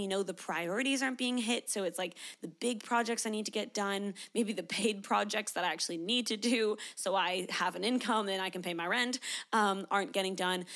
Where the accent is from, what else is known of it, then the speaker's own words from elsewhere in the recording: Canada; now in Sydney, Australia; I am a Canadian, but I live in Sydney, Australia